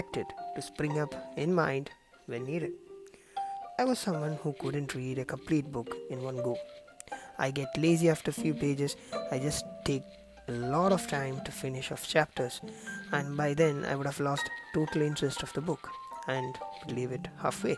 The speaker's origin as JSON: {"language": "English", "region": "Kerala", "country": "India", "said": "I am from Kerala"}